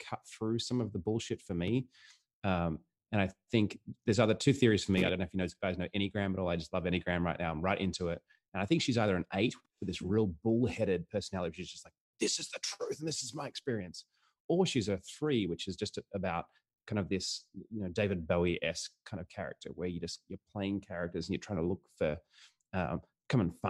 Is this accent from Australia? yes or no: yes; Australia; I grew up pretty poor and I grew up in Australia.